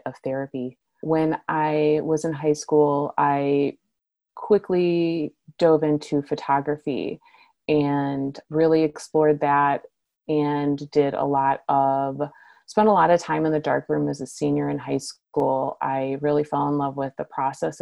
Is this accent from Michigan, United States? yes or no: yes; Michigan, United States; now in Portland, United States; grew up in Michigan